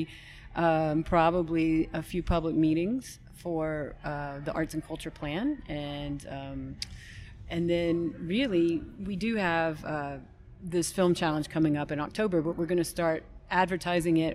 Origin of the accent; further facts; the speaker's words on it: Atlanta, Georgia, United States; moved away as an adult; now in New Jersey, United States; I grew up in the South. You don't have this kind of thing where you go to the maybe in Myrtle Beach, but I'm from Atlanta.